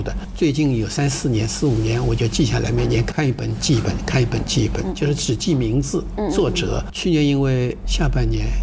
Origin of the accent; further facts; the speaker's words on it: Shaoxing, Zhejiang, China; also born or lived in Heilongjiang; now in Shenzhen, China; 我妈妈呢就抱着我，才生下来一两个小时嘛，嗯嗯，我妈妈是产妇，抱着我坐船，绍兴是水乡嘛，都是河道，坐船逃难了